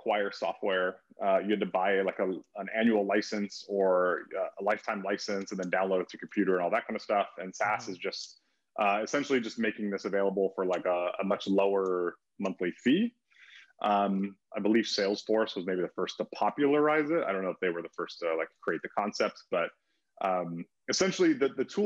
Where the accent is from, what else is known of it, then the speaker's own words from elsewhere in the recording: California, United States; moved away as an adult; also born or lived in Denver, United States; now in Oahu, United States; I grew up in California and then lived in Denver for a few years.